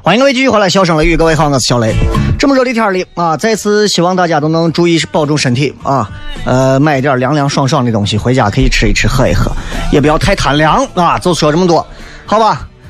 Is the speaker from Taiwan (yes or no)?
no; Xi'an, Shaanxi, China; 我们西安人就是自己没有办法